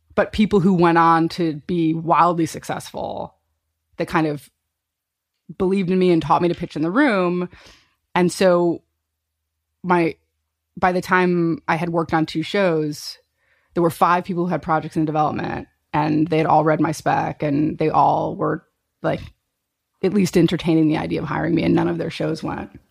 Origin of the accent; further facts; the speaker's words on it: Chicago, Illinois, United States; growing up in Chicago